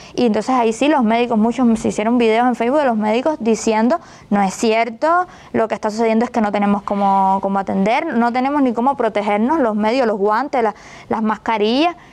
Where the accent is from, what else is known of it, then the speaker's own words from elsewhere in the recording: Cuba; moved away as an adult; now in Mexico; nosotros somos cubanos